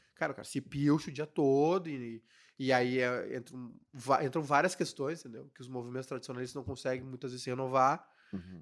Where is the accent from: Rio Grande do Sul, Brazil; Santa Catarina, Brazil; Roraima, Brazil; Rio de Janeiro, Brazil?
Rio Grande do Sul, Brazil; Cachoeirinha; eu sou de Cachoeirinha